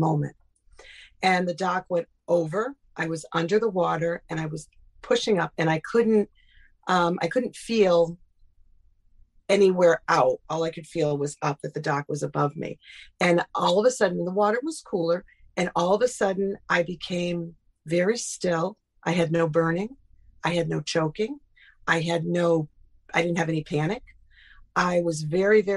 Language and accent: English; Burlington, Connecticut, United States; I grew up in Burlington, Connecticut